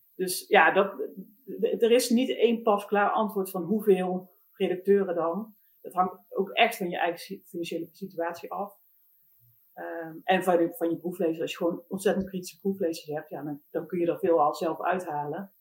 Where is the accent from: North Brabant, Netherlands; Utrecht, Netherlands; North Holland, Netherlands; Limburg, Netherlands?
North Brabant, Netherlands; Eindhoven; moved away; ik kom oorspronkelijk zelf uit Eindhoven